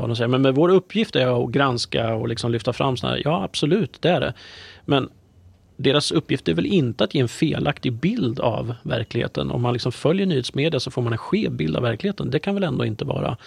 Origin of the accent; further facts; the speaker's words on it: Närke, Örebro County, Sweden; jag är ju närking i, i grunden